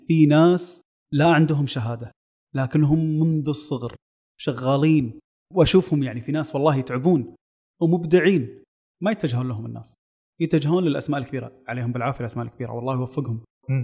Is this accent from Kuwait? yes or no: yes; Kuwait; عندنا بالكويت